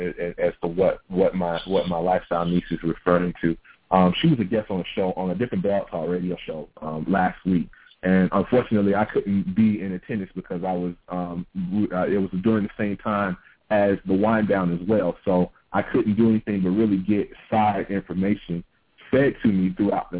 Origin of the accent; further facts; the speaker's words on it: the South, United States; growing up in the South